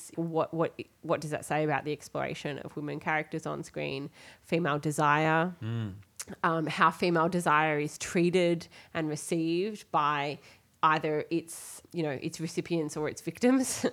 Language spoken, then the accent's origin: English; Australia; I'm Australian